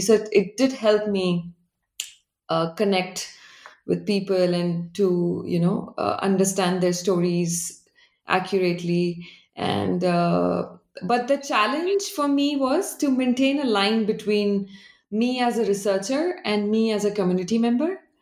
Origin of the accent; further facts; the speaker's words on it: Delhi, India; moved away as an adult; also born or lived in Tokyo, Japan; now in Berlin, Germany; I grew up in Delhi